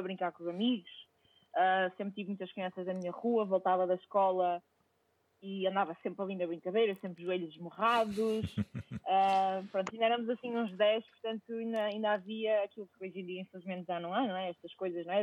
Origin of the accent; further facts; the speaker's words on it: Vila Nova de Gaia, Norte, Portugal; moved away; sou natural de Gaia